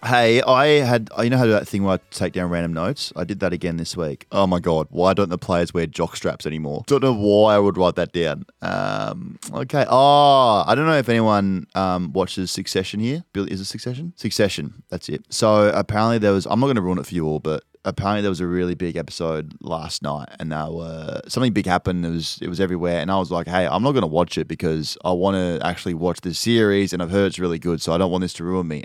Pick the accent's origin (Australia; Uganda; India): Australia; Adelaide, South Australia; I'm from Adelaide